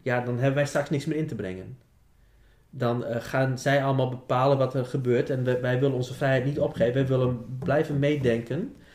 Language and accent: Dutch; Groningen, Netherlands; dan hebben we als Groningers niks meer in te brengen